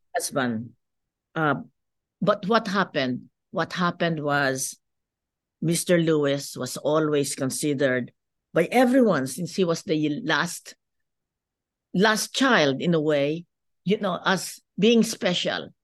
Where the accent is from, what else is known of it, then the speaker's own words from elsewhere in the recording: Philippines; moved away as an adult; now in United States; as you can see from my accent, I'm not, uh, born in the United States. I grew up in the Philippines.